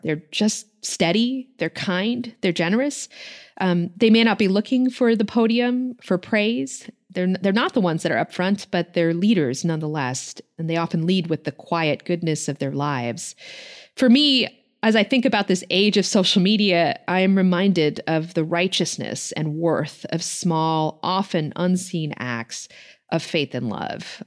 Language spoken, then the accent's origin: English; New York, United States; as a New Yorker